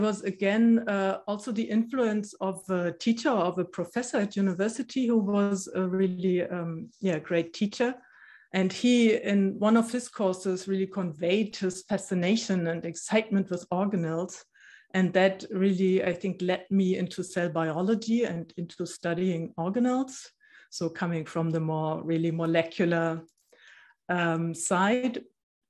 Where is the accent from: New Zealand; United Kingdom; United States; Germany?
Germany; born there; English is a second language; I said in the beginning that I was born in East Germany. So I didn't know any other place.